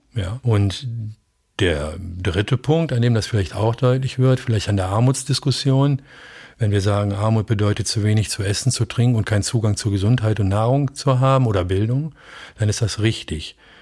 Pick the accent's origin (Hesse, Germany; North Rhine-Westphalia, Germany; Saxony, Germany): North Rhine-Westphalia, Germany; Bielefeld; bei uns in Bielefeld wäre das Stieghorst